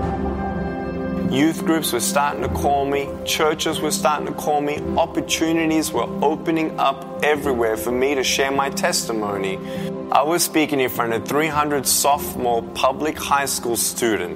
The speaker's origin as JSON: {"language": "English", "town": "Melbourne", "region": "Victoria", "country": "Australia", "tie": "born or raised there", "said": "I was born in Melbourne, Australia"}